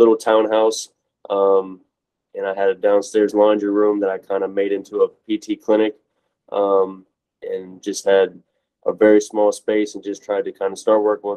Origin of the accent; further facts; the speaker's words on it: Steubenville, Ohio, United States; moved away as an adult; also born or lived in Kent, Ohio; now in Tampa, United States; I'm actually from Steubenville, Ohio